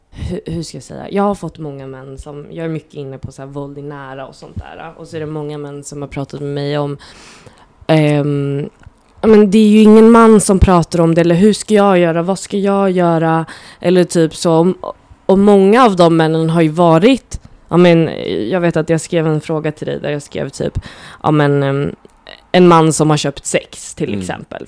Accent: Nacka, Stockholm County, Sweden; also born or lived in Gröndal, Stockholm; jag är uppväxt i Fisksätra

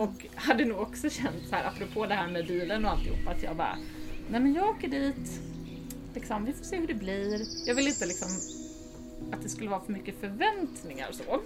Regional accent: Småland, Sweden; moved away as an adult; now in Stockholm, Sweden; jag är uppvuxen i Småland eh, och sen har jag bott i Stockholm sedan 2007

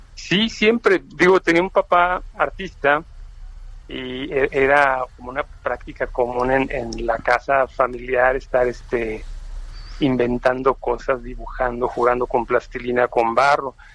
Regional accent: Mexico City, Mexico; also born or lived in Uruapan, Michoacán; En la Ciudad de México yo llegué de Uruapan con toda la familia cuando tenía nueve años, hace ya muchos, y me quedé en la Ciudad de México

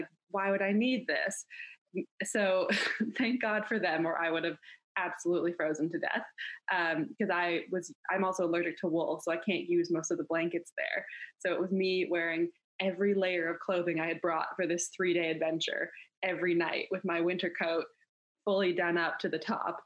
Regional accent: Canada; I grew up in Canada.

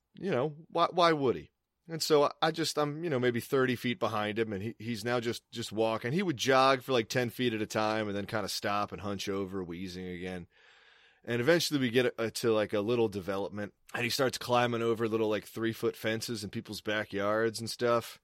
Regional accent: Maryland, United States; moved away as an adult; also born or lived in Boston; I'm working at Blockbuster in my hometown

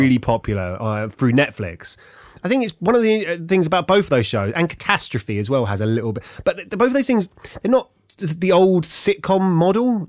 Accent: Ilford, London, United Kingdom; moved away as an adult; also born or lived in America; now in Hertfordshire, United Kingdom; I'm from Ilford.

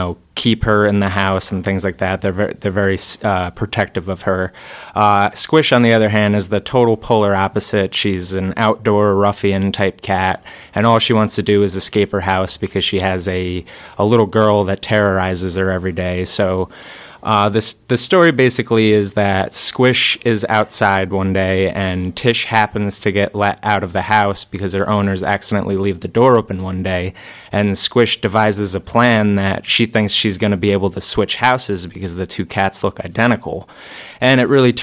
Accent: Guilderland, New York, United States; I grew up in Gilderland. Yep, Westmere Elementary.

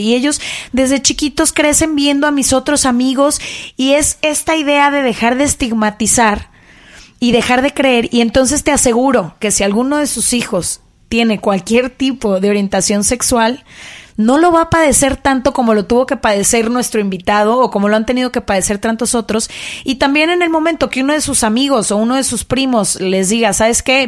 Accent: Guadalajara, Jalisco, Mexico; yo crecí en Guadalajara en una familia muy conservadora

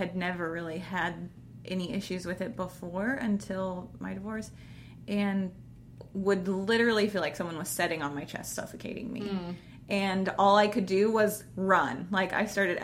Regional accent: Kansas, United States; also born or lived in Arizona; I was from Arizona, grew up in Kansas, and everybody around here, for the most part, believes the same things

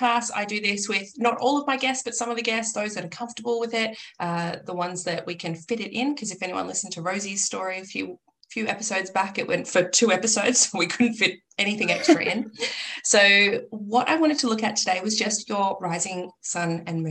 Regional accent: Victoria, Australia; from my home state of Victoria, Australia

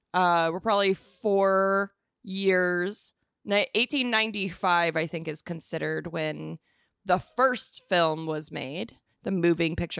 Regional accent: Arizona, United States; I'm from Arizona

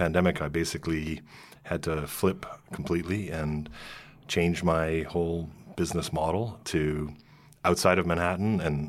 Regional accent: Toronto, Ontario, Canada; now in New York, United States; I'm a boy from Toronto, Ontario, Canada.

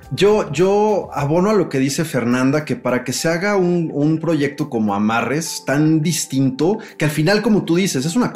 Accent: Mexico

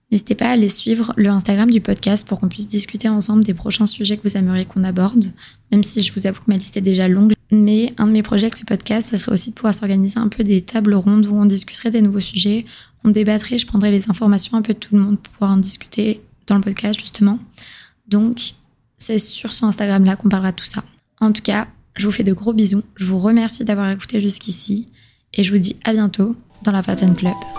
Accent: southern France, France; moved away as an adult; now in Montreal, Canada; je viens du sud de la France, mais je vis à Montréal depuis deux ans

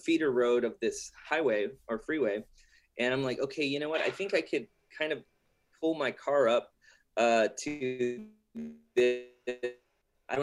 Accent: La Porte, Texas, United States; So I grew up in La Porte, and that's like a, you know, a coastal type of port village, yeah. You know, east, southeast of Houston

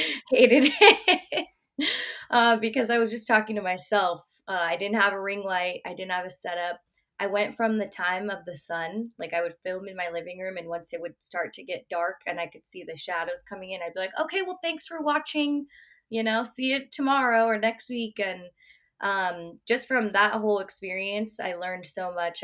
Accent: Bay Area, California, United States; also born or lived in Oregon; I'm born and raised in the Bay Area

